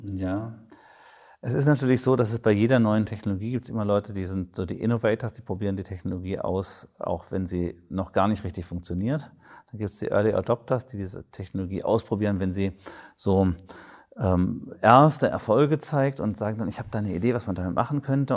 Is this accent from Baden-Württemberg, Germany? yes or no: yes; Baden-Württemberg, Germany; Ich komme aus Baden-Württemberg